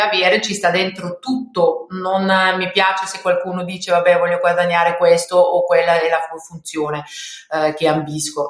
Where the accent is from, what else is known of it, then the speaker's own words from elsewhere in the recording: Austria; Italian is a second language; moved away as an adult; also born or lived in Belgium / Paris, France / Lombardy, Italy; now in Italy; io non sono italiana, sono austriaca, quindi um, ho iniziato la mia, la mia carriera all, all'estero, quindi in Austria